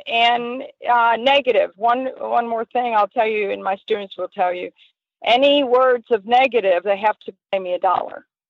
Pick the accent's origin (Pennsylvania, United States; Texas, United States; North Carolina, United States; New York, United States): North Carolina, United States; Southern Pines; I grew up in Southern Pines, which really is a hunter jumper